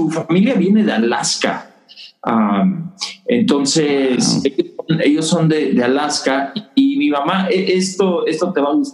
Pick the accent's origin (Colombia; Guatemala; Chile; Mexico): Mexico; Mexico City; moved away as an adult; also born or lived in Colorado; now in Las Vegas, United States; nací eh, en la Ciudad de México, como te decía, mis papás son misioneros allá